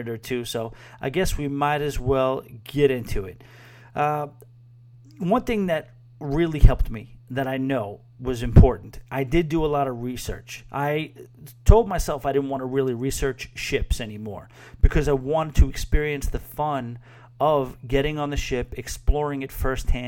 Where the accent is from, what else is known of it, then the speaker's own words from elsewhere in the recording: New York City, New York, United States; I'm a New Yorker